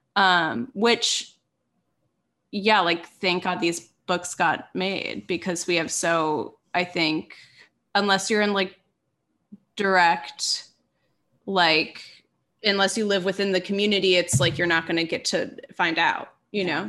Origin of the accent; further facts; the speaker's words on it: Minneapolis, Minnesota, United States; now in Los Angeles, United States; I'm from Minneapolis